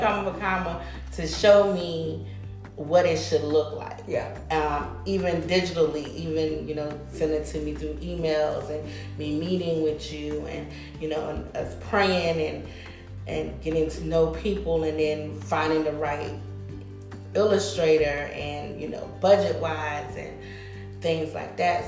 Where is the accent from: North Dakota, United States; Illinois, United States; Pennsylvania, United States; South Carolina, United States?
South Carolina, United States; moved away as an adult; now I'm working on the capital, which is Columbia, South Carolina